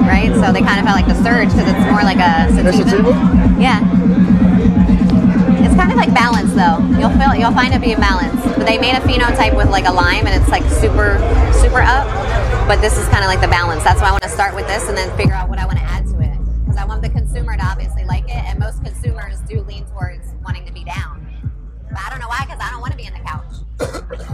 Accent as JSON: {"language": "English", "region": "New Jersey", "country": "United States", "said": "I'm from Jersey, and I used to get arrested for weed"}